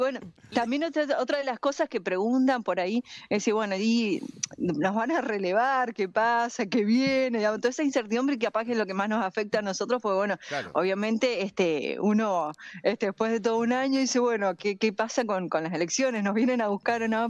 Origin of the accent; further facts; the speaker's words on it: Argentina; nosotros estamos también acá como argentinos